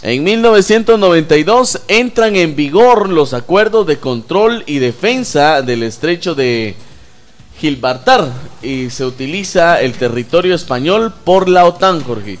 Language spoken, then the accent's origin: Spanish; Mixco, Guatemala Department, Guatemala; allá en mi pueblo